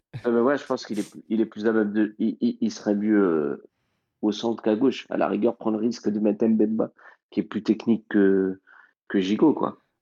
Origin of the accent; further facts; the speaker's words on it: Mali; En tant que Malien